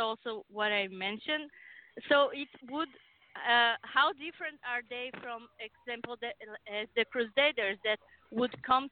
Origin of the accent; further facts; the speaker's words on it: Brazil; moved away as an adult; now in United States; I came from Brazil.